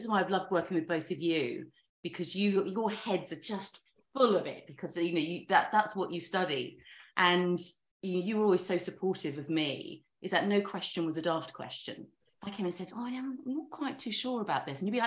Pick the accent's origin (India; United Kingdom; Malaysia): United Kingdom; the South Coast, England; I grew up on the South Coast.